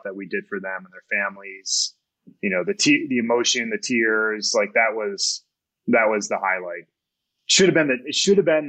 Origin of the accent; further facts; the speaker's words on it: Kalamazoo, Michigan, United States; now in Colorado, United States; my wife and I both grew up in Southwest Michigan, Kalamazoo